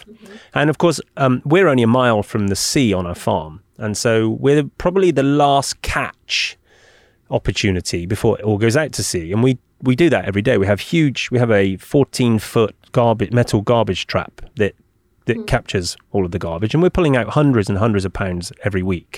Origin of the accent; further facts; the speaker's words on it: Bristol, South West England, United Kingdom; now in Bali, Indonesia; when I was a kid growing up in Bristol